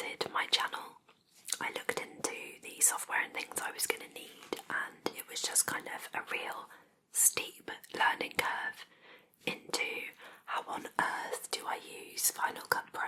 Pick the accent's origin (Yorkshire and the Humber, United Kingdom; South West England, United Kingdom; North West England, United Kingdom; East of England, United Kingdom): South West England, United Kingdom; Plymouth; I am from the southwest of England. So, I was born in Plymouth